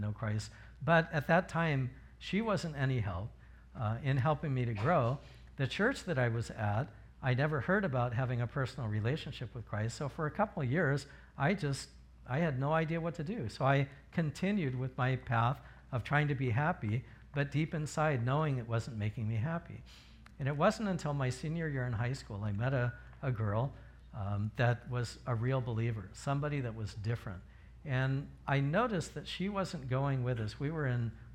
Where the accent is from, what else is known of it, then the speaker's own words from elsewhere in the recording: Riverside, California, United States; moved away; I'm from Riverside